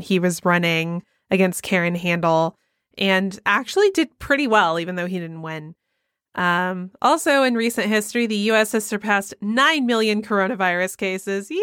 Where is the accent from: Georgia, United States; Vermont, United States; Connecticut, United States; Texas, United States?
Georgia, United States; moved away; my home state of Georgia